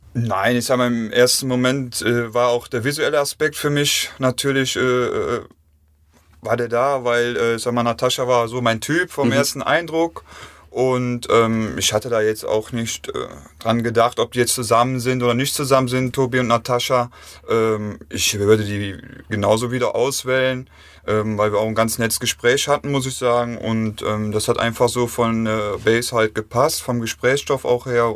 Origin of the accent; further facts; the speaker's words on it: Rhineland, Germany; als Rheinländer